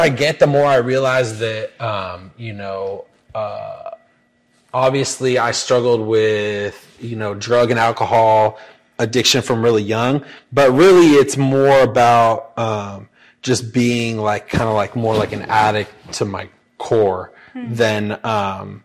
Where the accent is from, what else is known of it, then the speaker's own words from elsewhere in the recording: Paso Robles, California, United States; now in Sacramento, United States; I grew up in Paso Robles, San Luis Obispo area